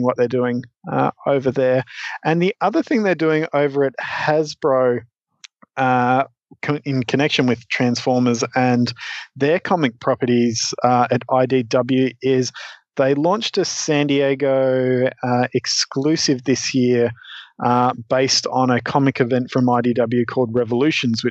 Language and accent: English; Australia; as an Australian kid in the 90s